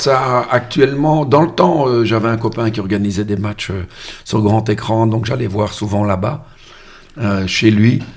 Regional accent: Molenbeek, Brussels-Capital Region, Belgium; l'endroit où je suis né à Molenbeek

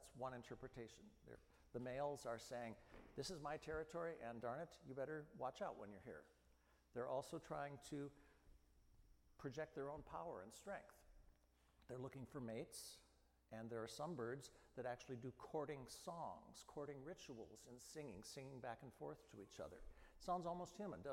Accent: Midwest, United States; I grew up in the Midwest

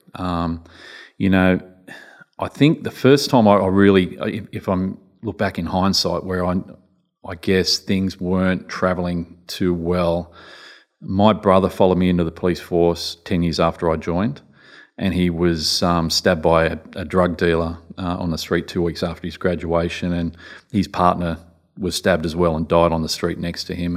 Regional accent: Newcastle, New South Wales, Australia; I was brought up in Newcastle

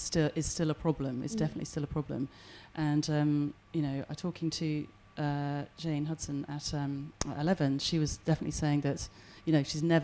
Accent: England, United Kingdom; moved away as an adult; now in Wales; obviously I was born and brought up in England, but, you know, two Welsh parents moved back here

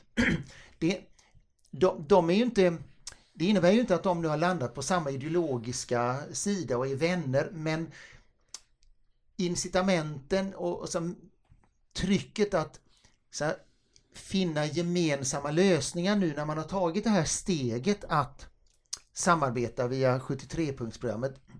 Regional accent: Gothenburg, Västra Götaland, Sweden; Jag är göteborgare

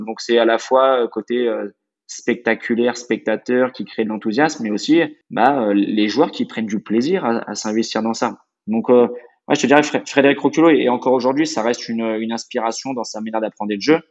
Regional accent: Luçon, Pays de la Loire, France; also born or lived in Nantes / Carquefou; c'est un club qui est situé dans le sud de Vendée. Donc j'ai fait toutes mes études là-bas.

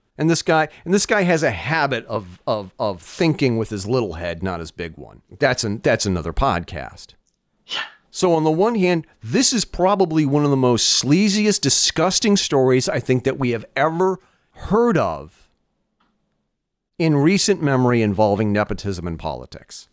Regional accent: United States; As an American, as a parent

